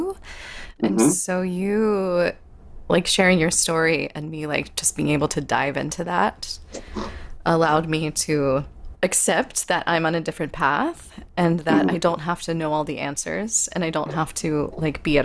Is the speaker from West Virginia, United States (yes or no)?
yes; West Virginia, United States; I grew up in West Virginia